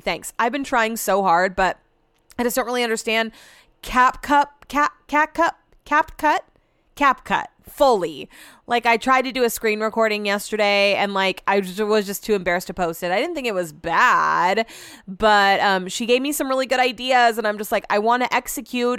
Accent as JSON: {"language": "English", "region": "California", "country": "United States", "tie": "born or raised there", "said": "growing up in California"}